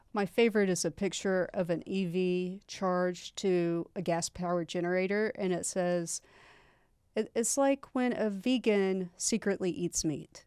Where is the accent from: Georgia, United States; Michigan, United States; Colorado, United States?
Georgia, United States; moved away; I am from Georgia